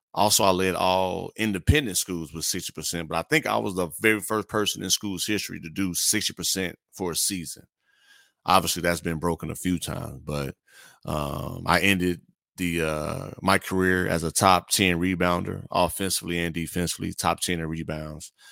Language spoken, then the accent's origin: English; Gary, Indiana, United States; moved away as an adult; also born or lived in Corpus Christi, Texas; now in Houston, United States; I grew up in Gary, Indiana